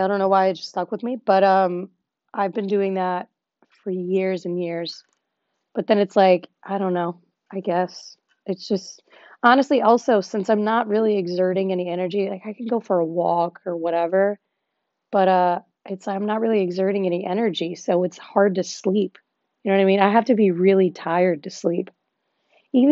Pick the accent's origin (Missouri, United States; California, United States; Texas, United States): Texas, United States; in my hometown, I'm from Texas.